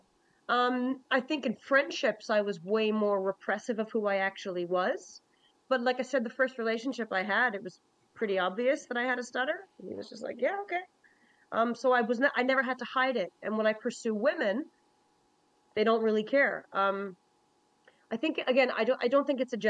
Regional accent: Newfoundland and Labrador, Canada; I'm a Newfoundlander too, I should say this, I'm a Newfoundlander too

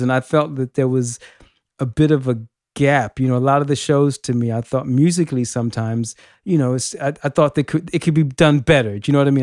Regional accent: Los Angeles, California, United States; now in United Kingdom; I'm from Los Angeles originally, um, but I have been in the U K for many, many years

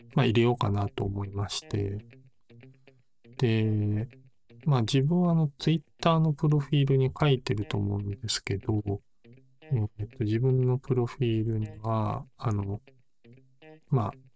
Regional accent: Kansai, Japan

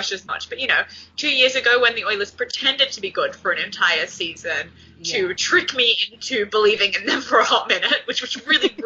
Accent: Newcastle, New South Wales, Australia; also born or lived in Dundee, Scotland; I'm from Newcastle

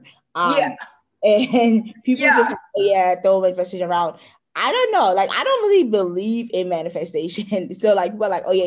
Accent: Nigeria; I am Nigerian.

